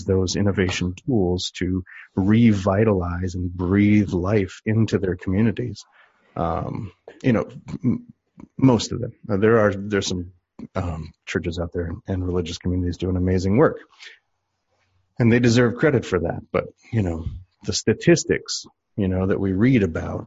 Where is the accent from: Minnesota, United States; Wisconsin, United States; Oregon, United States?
Wisconsin, United States; Medford; I was raised in a small UCC, Congregationalist Church in Medford, Wisconsin